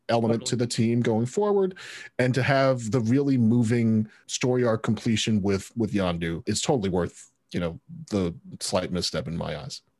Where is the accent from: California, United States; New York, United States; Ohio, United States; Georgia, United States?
New York, United States; as a New Yorker